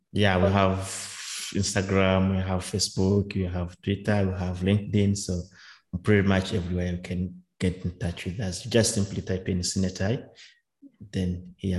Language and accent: English; Rwanda; from my home country Rwanda